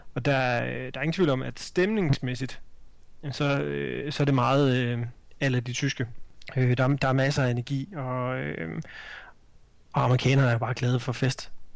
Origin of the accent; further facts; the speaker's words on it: Denmark